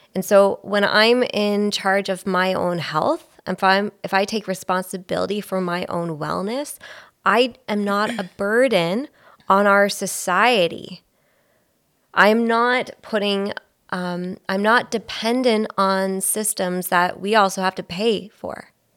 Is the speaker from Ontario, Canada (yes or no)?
yes; Belleville, Ontario, Canada; I'm from Belleville